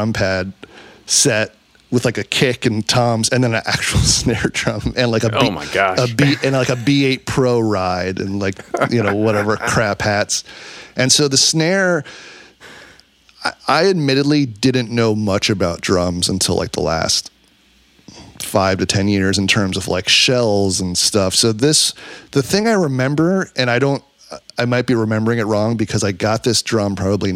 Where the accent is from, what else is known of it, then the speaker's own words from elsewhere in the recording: New York City, New York, United States; I grew up in New York City